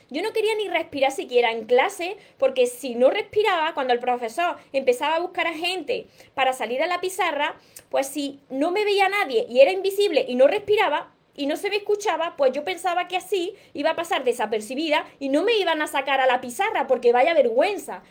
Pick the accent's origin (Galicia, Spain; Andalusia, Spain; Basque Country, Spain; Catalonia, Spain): Andalusia, Spain; Córdoba; yo soy de Córdoba, España